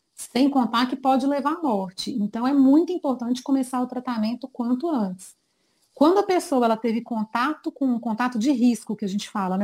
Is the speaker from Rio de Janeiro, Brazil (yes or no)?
no; Minas Gerais, Brazil; Sou de Minas, terrinha muito querida.